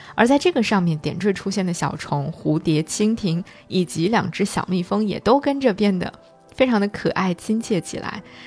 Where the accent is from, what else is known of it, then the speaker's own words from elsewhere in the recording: China; 那肯定是我们中国人